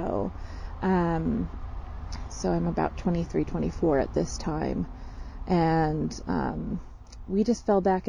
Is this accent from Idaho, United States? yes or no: yes; Boise, Idaho, United States; moved away as an adult; also born or lived in Lake Oswego, Oregon / Fort Collins, Colorado / Washington / Illinois; I grew up here in Boise from the age of 9, and then I left at 18.